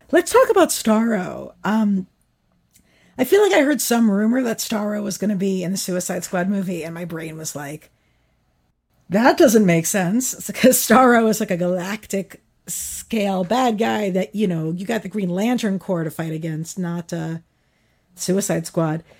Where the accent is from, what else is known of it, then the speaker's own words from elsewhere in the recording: New York, United States; I'm a New Yorker